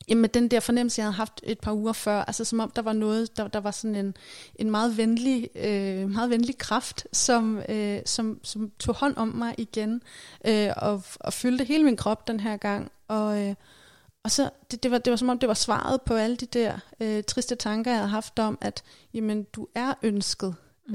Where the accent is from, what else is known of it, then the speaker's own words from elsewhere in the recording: Værløse, Capital Region of Denmark, Denmark; i Værløse, hvor jeg voksede op